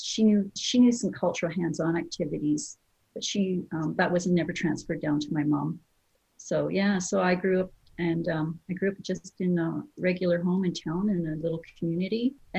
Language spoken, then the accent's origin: English; Columbia Valley, British Columbia, Canada; So I grew up in the Columbia Valley at the beginning of the headwaters of the Columbia River.